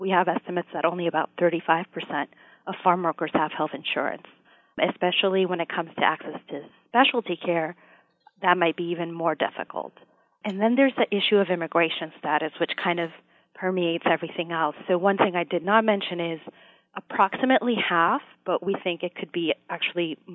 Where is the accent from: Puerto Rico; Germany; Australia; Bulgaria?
Puerto Rico; now in United States; I am originally from Puerto Rico